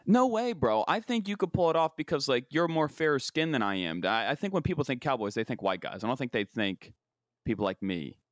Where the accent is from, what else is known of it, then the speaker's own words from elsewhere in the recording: West Virginia, United States; moved away; the creme de la creme of growing up in my hometown and the sign of, the, the status symbol of when you make it is when you have a, a little pontoon boat and you can go out on the Ohio River